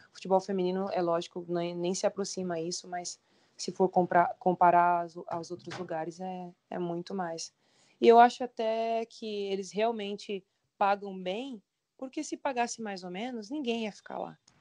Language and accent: Portuguese; Brazil; moved away as an adult; now in China; eu sou brasileira